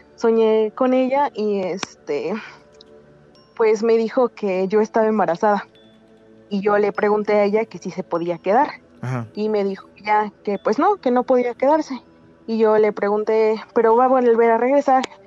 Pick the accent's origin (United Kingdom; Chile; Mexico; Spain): Mexico; Puebla; Soy de Puebla